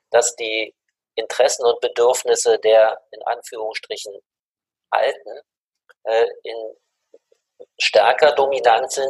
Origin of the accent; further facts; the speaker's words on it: Germany; Sag ich, ja, ich komme aus Deutschland, aus Europa.